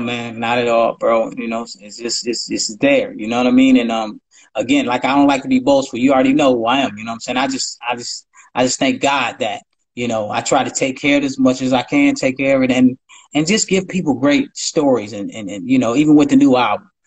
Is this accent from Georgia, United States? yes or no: no; Ohio, United States; I'm from Ohio